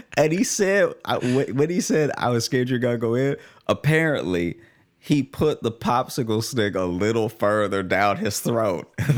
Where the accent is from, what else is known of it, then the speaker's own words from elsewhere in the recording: Louisiana, United States; also born or lived in Chicago; now in New York, United States; a Louisiana funeral, which is then, like, who's gonna, who's gonna fly to my hometown